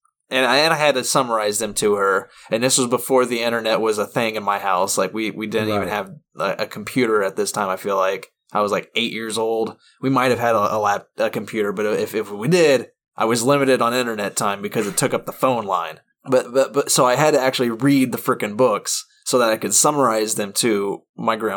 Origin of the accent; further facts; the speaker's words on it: United States; I'm American